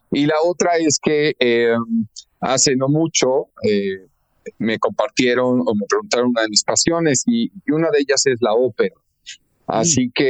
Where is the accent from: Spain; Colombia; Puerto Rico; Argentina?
Argentina; now in Mexico; la primera de ellas es que nací en nuestro país, en México, eh, pero mis primeros ocho o nueve años los viví, me formé y me eduqué en Argentina.